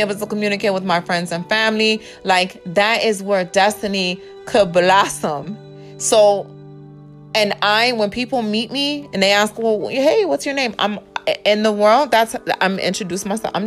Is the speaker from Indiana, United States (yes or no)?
yes; Indiana, United States; also born or lived in New York / Texas; now in Georgia, United States; I was born in Indiana. I was in Indiana for quite some time. And then I moved to New York, what, in 2006?